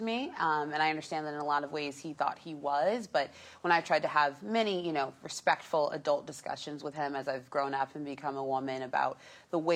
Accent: Los Angeles, California, United States; I grew up in North Hollywood

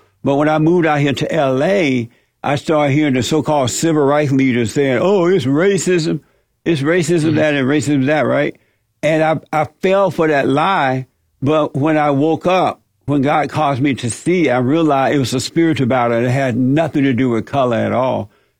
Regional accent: Alabama, United States; now in Los Angeles, United States; It's interesting, while growing up in Alabama, and I grew up during the Jim Crow, so-called Jim Crow era down in Alabama there on a plantation

